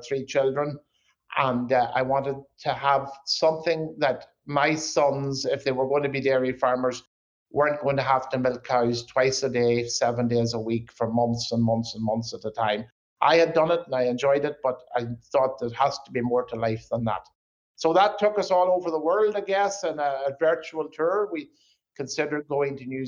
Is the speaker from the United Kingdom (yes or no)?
yes; Northern Ireland, United Kingdom; now in South Dakota, United States; as people can probably tell by my accent, I'm not local to South Dakota. Grew up in Northern Ireland on a beef cow farm